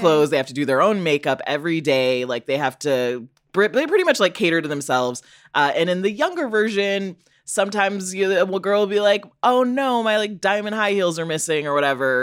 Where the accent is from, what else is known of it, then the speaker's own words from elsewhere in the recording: Chicago, Illinois, United States; I'm also from Illinois